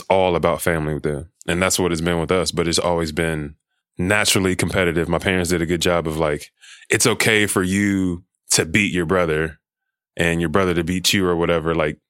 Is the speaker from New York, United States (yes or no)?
no; California, United States; I'm from Cali